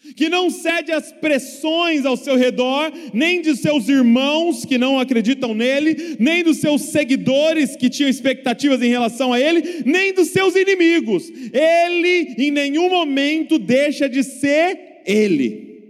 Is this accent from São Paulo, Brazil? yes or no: yes; Bragança Paulista, São Paulo, Brazil; sou lá de Bragança Paulista, interior de São Paulo